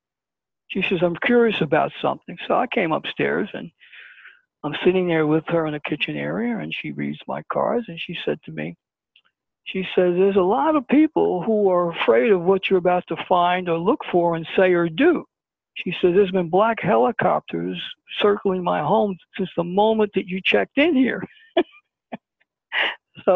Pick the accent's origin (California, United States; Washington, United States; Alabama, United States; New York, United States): New York, United States; I'm a New Yorker